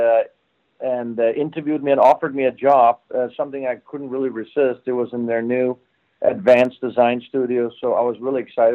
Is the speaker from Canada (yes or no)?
no; Denmark; moved away; also born or lived in Switzerland; I'm originally from Denmark, and I grew up in Denmark